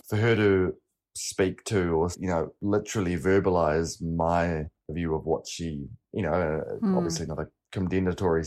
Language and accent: English; Lyttelton, Canterbury, New Zealand; growing up in Littleton